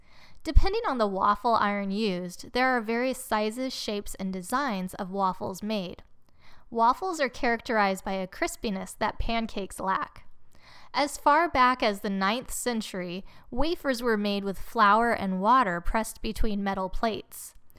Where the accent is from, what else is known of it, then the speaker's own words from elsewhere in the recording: San Jose, California, United States; I'm from San Jose